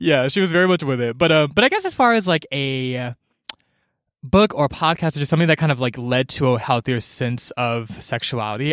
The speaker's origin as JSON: {"language": "English", "town": "Atlanta", "region": "Georgia", "country": "United States", "tie": "born or raised there", "said": "I grew up in Georgia"}